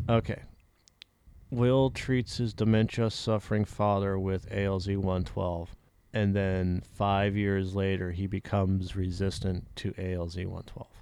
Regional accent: Massachusetts, United States; I was born in Massachusetts

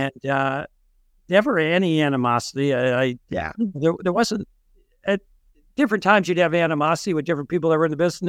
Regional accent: New Brunswick, New Jersey, United States; born there; I was born in New Brunswick, New Jersey.

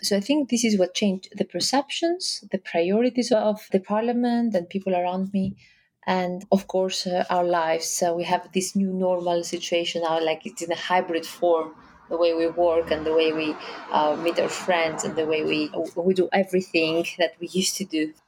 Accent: Greece; I come from Greece.

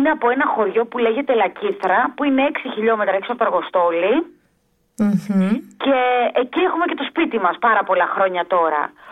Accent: Athens, Attica, Greece; born there; Εγώ γεννήθηκα στην Αθήνα από γονεί Βέρου κεφαλονίτες.

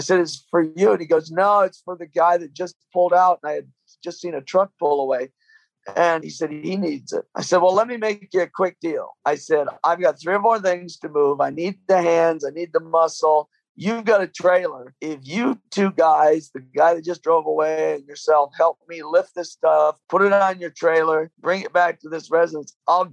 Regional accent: Michigan, United States; also born or lived in London, England; I grew up with them in Michigan

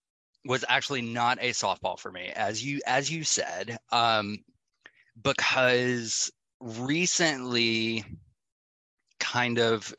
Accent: Atlanta, Georgia, United States; I'm from Atlanta, so, you know, being in the clubs where everything is very EDM, you know, techno based

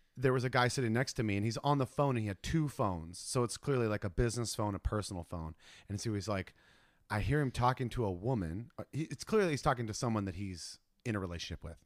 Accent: Ohio, United States; now in California, United States; I'm from Ohio

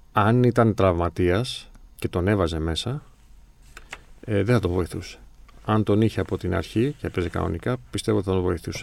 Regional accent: Greece; προφανώς είμαστε Έλληνες

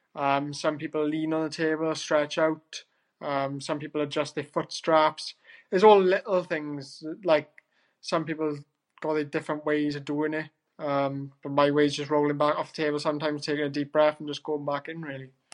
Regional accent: Wales, United Kingdom; as a Welshman.

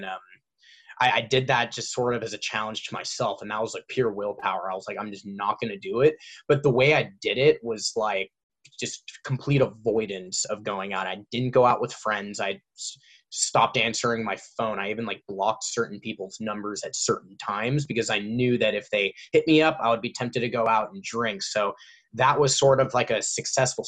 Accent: Orange County, California, United States; I grew up in Orange County, so I have like all my friends around here

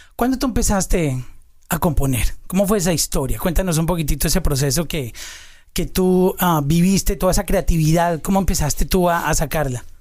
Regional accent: Colombia; los que somos de Colombia

